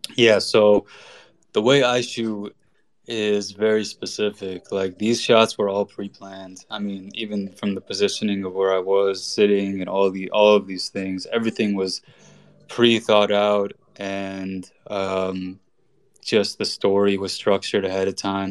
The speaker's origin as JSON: {"language": "English", "country": "United States", "tie": "born or raised there", "said": "born and raised in America. My family's Iranian"}